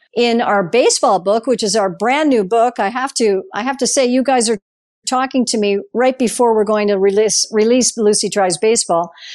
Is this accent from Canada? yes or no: yes; Guelph, Ontario, Canada; I grew up playing soccer in Guelph